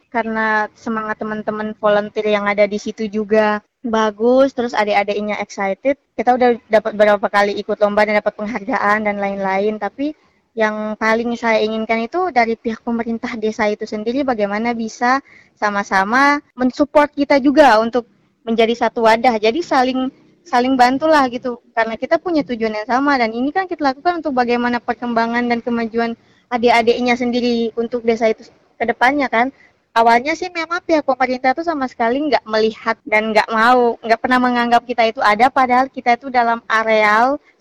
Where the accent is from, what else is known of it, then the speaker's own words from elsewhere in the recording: Tulehu, Maluku, Indonesia; Kebetulan yang sangat saya sayangkan itu di desa saya sendiri yang Tulehu itu memang nggak ada sama sekali program-program dari pihak desa